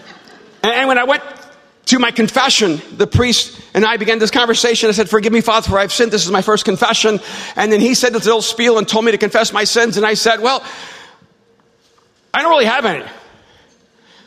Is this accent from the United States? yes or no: no; El Salvador; I'm from El Salvador